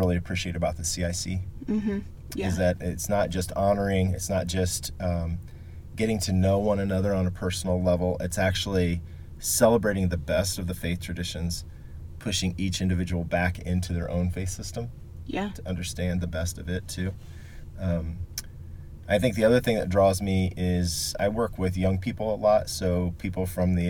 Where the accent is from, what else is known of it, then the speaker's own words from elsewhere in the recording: Marion, Indiana, United States; moved away as an adult; now in Indianapolis, United States; I was born and raised in Marion, Indiana, which is a smaller city in Grant County, about 60 miles north of Indianapolis